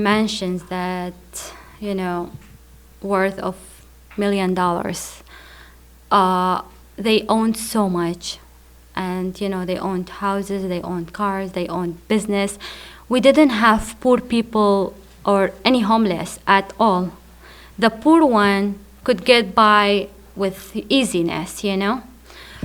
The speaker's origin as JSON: {"language": "English", "town": "Baghdad", "region": "Baghdad Governorate", "country": "Iraq", "tie": "born or raised there", "also_born_or_lived": "Qaraqosh, Iraq", "said": "I grew up in Baghdad. One of our neighbors was Sunni and the other Shia, and I was about 14, 15 years."}